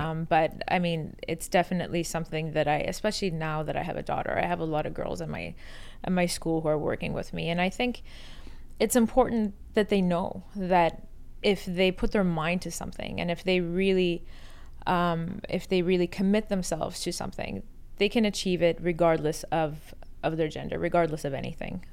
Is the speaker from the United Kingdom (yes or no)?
no; Canada; born or raised there; also born or lived in Iran